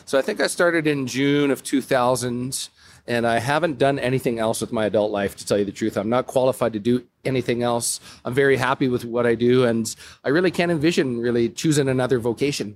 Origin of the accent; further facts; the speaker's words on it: Calgary, Alberta, Canada; moved away as an adult; now in Whistler, Canada; I'm originally from Calgary, Alberta